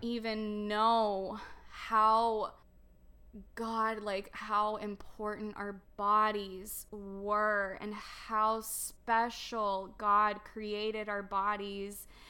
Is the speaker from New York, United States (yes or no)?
no; Dallas, Texas, United States; also born or lived in Romania; I grew up here in, um, Dallas, Texas area. Um, my whole entire life.